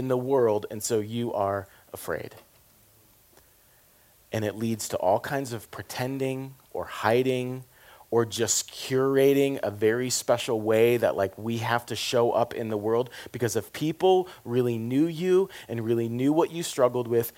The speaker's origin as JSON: {"language": "English", "region": "the South", "country": "United States", "said": "I'm from the South"}